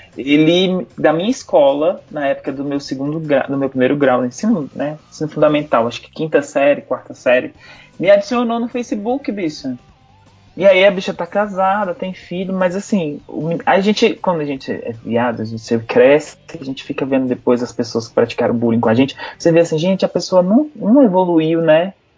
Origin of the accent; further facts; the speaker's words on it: Brasília, Federal District, Brazil; Eu nasci em Brasília, sou de Brasília